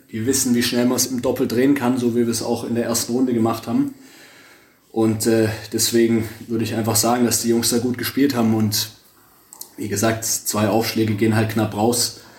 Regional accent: Stuttgart, Baden-Württemberg, Germany; als Stuttgarter, der seit 20 Jahren.

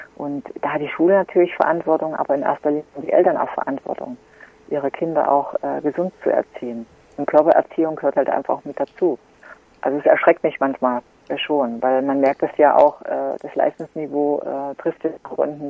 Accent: Gera, Thuringia, Germany; die Grundschulsportfeste in meiner Heimatstadt

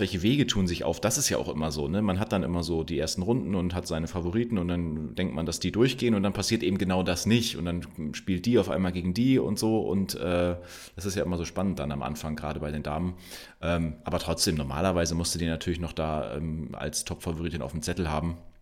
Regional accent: Germany; Wir, wir sind hier groß geworden in Deutschland

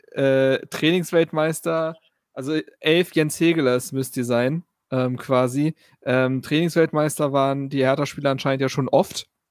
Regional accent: Berlin, Germany; Ich bin ja auf der Schulfarm Insel Schafberg zur Schule gegangen

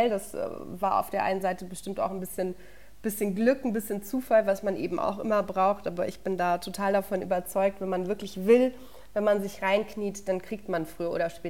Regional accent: Würzburg, Bavaria, Germany; born there; Ich bin ja in Würzburg geboren und meine Familie kommt auch von hier und ich bin Clubfan.

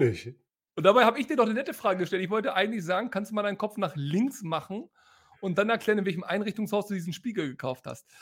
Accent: Hanover, Lower Saxony, Germany; moved away as an adult; now in Detmold, Germany; meine Heimatstadt

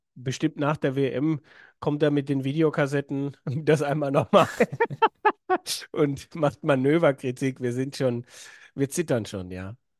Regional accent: Swabia, Germany; Ich als Schwabe

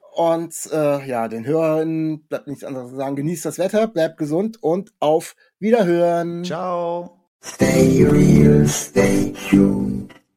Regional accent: Kassel, Hesse, Germany; ich komme aus Kassel oder Nähe Kassel

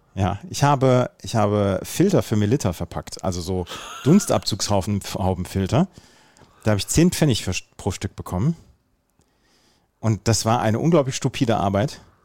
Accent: Bad Oeynhausen, North Rhine-Westphalia, Germany; bei uns in Rehme, das ist so der tiefste Punkt quasi

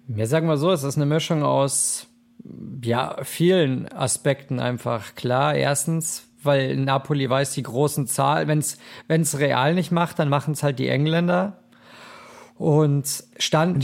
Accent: Munich, Bavaria, Germany; now in Cologne, Germany; da wo ich ursprünglich herkomme aus München, da sagt man auch Fasching, aber ich bin ja mittlerweile hier, ja, sozialisiert in Köln

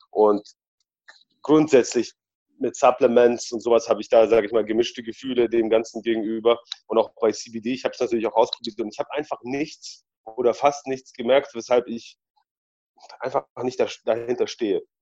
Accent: Germany; also born or lived in Poland; ich bin ja in Polen geboren und in Deutschland aufgewachsen. Dementsprechend trage ich auch zwei Herzen in meiner Brust.

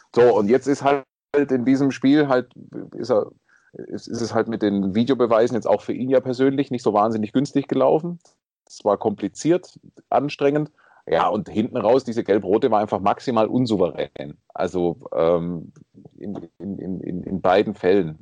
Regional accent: Swabia, Germany; ich, bin ja Schwabe

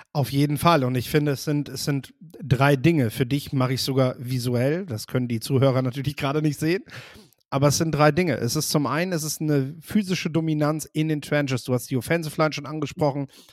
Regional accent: the North, Northern Germany, Germany; bei uns im Norden

